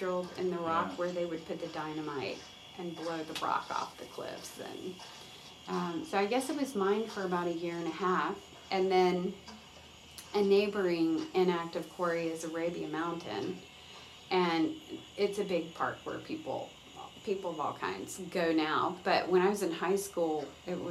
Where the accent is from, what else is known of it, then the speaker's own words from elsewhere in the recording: Conyers, Georgia, United States; a manufacturing plant in Conyers, and it was just a small cow town, you know, probably felt very rural when I was growing up. And like I grew up on Highway 138.